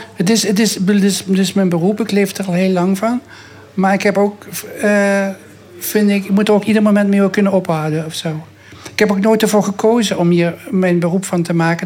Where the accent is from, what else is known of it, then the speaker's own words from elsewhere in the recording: Maastricht, Limburg, Netherlands; ik ben geboren in het zuiden, dus ik, voetbal, ik eh, eh, geboren in Maastricht.